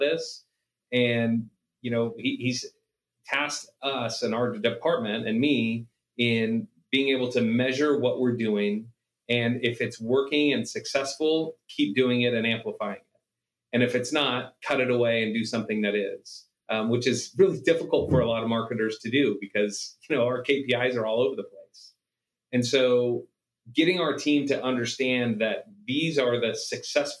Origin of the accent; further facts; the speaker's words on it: Stockton, California, United States; moved away as an adult; now in Las Vegas, United States; my hometown of Stockton before we moved to Vegas